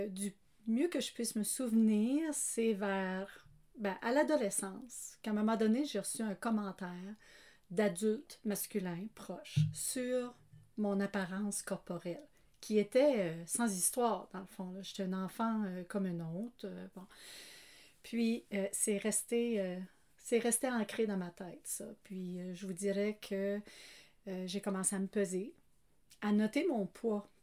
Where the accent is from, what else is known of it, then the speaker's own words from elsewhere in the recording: Canada; moved away; je suis acadienne de naissance qui a pris pays en prenant Marie